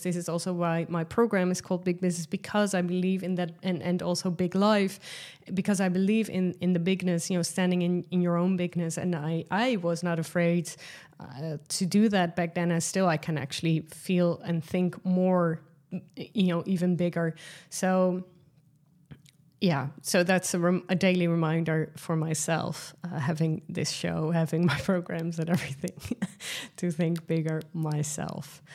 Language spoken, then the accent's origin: English; Netherlands; accent: Dutch; first language Dutch; English is a second language; Dutch, which is my mother tongue language